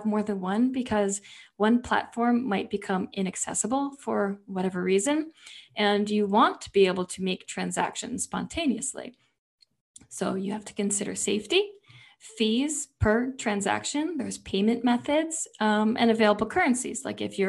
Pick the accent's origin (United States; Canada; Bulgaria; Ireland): United States; New York; we're both from New York